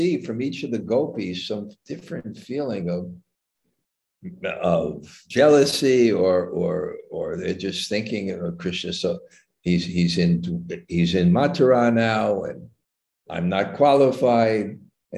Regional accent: New York, United States; moved away; I'm from New York. I never went camping in my life.

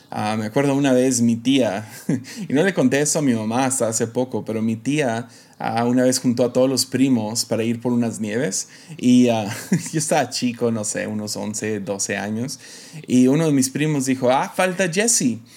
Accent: Mexico; accent: American; una familia que se mudó a México casi casi en cuanto nací. Entonces crecí en México toda mi vida, pero como pueden escuchar, tengo un acento americano, ¿no?

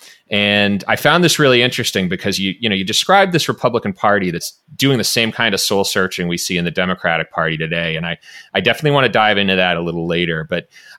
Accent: Massachusetts, United States; my home state of Massachusetts

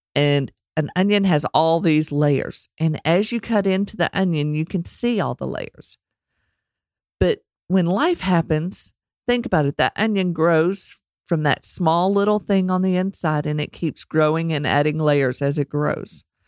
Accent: Texas, United States; accent: Texas; my Texas accent

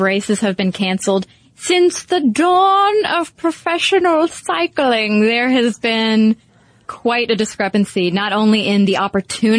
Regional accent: United States; we're very American

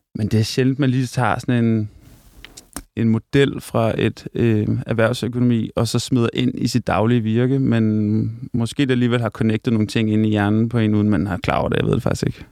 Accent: Hørsholm, Capital Region of Denmark, Denmark; Jeg er vokset op i en by nord for København, der hedder Hørsholm

